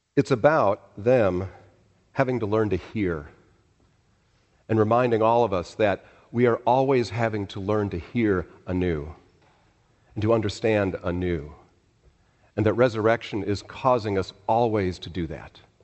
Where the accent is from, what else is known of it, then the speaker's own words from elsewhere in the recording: Chicago, Illinois, United States; moved away; I was born in Chicago